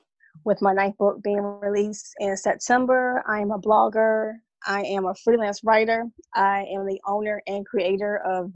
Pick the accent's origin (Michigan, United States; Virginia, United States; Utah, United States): Virginia, United States; Suffolk; also born or lived in Sumter, South Carolina / Hawaii; I am from VA, Suffolk, Virginia. 757.